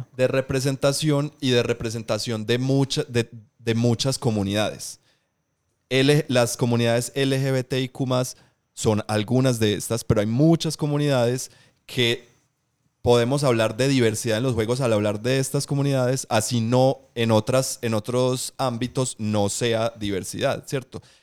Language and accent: Spanish; Medellín, Antioquia, Colombia; yo soy de aquí, de Colombia, de Medellín